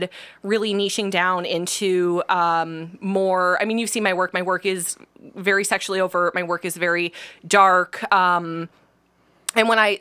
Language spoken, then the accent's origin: English; Alaska, United States; now in Ohio, United States; I'm from Alaska.